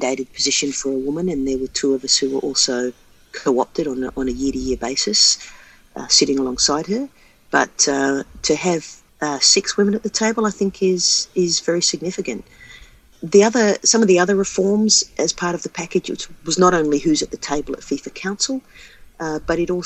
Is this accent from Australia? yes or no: yes; Australia; growing up in Australia, the dominant code in the city that I lived in was Australian rules